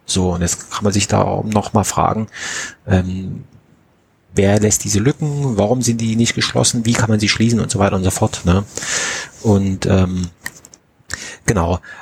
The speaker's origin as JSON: {"language": "German", "region": "Saxony", "country": "Germany", "tie": "born or raised there", "said": "meiner Heimatstadt in, in Pönner"}